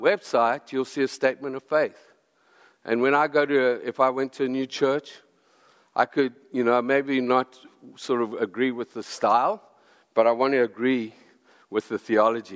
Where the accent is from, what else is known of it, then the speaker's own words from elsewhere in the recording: South Africa; I come from South Africa, and we drive on the left-hand side of the road.